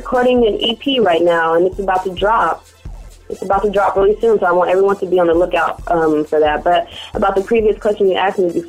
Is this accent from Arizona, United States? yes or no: yes; Arizona, United States; also born or lived in Central California; now in Fresno, United States; I grew up in Arizona, amongst another region of Central Cali.